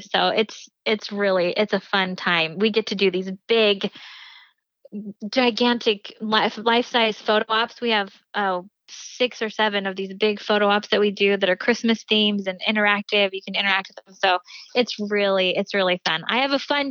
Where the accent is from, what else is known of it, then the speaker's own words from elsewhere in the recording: Provo, Utah, United States; I'm from Provo